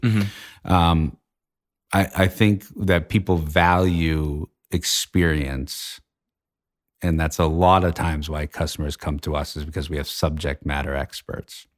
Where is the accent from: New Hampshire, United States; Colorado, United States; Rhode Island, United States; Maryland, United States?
New Hampshire, United States; Litchfield; I grew up in Litchfield, New Hampshire